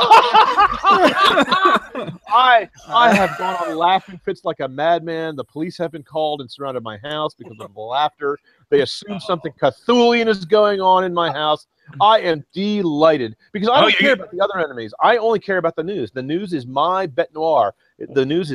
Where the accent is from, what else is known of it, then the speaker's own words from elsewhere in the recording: United States; as an American